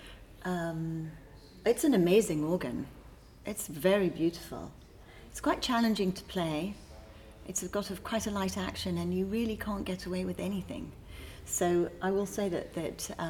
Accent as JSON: {"language": "English", "region": "England", "country": "United Kingdom", "tie": "born or raised there", "moved": "yes", "lives_now": "United States", "said": "I come from England, actually. Grew up there."}